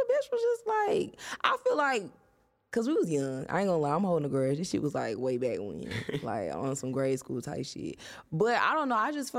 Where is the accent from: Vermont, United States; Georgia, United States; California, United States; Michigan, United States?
Georgia, United States; Atlanta; born there; No, is it? I was born in Atlanta.